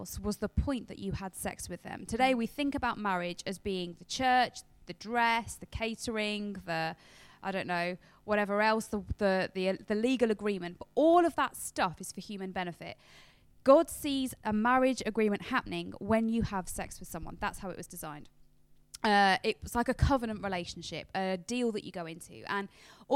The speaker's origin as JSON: {"language": "English", "country": "United Kingdom", "said": "we're British"}